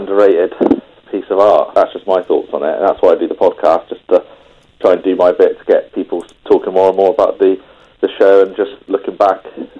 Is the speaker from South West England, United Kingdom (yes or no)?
yes; West Country, South West England, United Kingdom; actually I'm from the West Country, so it wasn't too bad.